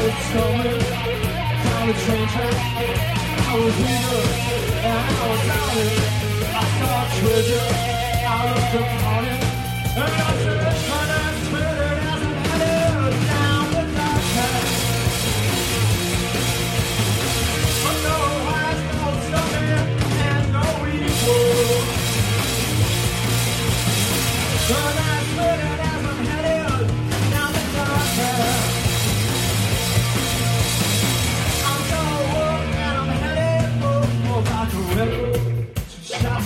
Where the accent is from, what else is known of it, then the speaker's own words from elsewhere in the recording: Ann Arbor, Michigan, United States; We are from Ann Arbor, Michigan.